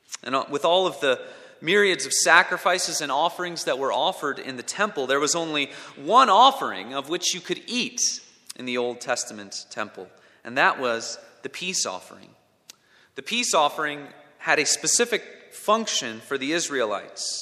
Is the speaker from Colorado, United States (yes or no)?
no; Minnesota, United States; moved away; When I was in elementary school, I grew up in Minnesota